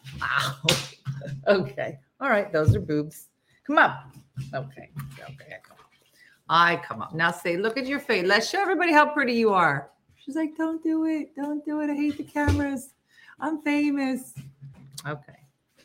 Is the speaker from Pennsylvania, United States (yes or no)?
no; Florida, United States; Today I'm watching from Mississippi, but I'm from Florida.